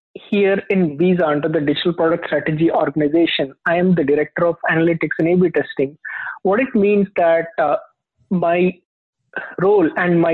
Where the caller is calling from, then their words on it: Fremont, California, United States; I'm calling from Fremont in the San Francisco Bay Area, California.